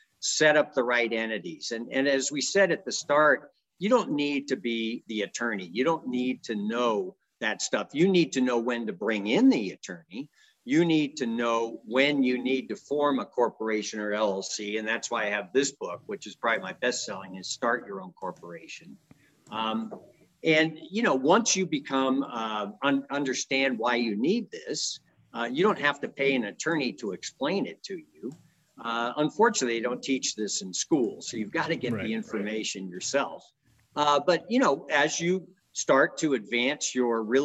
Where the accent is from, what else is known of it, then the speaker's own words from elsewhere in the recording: San Francisco Bay Area, California, United States; moved away as an adult; also born or lived in Washington, D.C.; now in Reno, United States; I grew up in the San Francisco Bay Area. My dad was a judge in Oakland